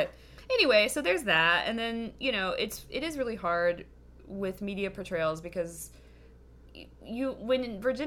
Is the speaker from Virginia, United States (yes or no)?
no; Kentucky, United States; I grew up in Kentucky